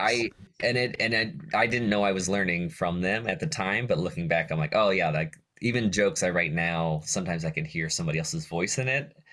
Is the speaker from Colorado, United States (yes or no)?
no; Johnstown, Pennsylvania, United States; I grew up in Johnstown, Pennsylvania, li-, little town, uh, in western Pennsylvania